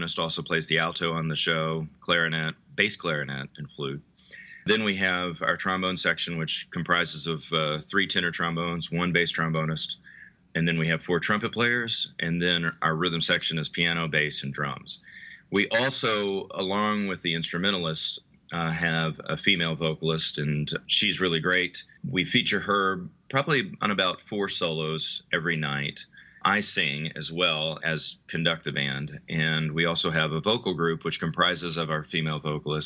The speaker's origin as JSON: {"language": "English", "town": "Atlanta", "region": "Georgia", "country": "United States", "tie": "born or raised there", "said": "I grew up in Atlanta, Georgia, and was born in 1977"}